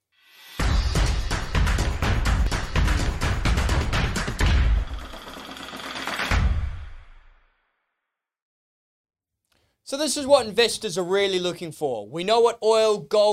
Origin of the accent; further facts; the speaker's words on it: New Zealand; now in Australia; New Zealand, my hometown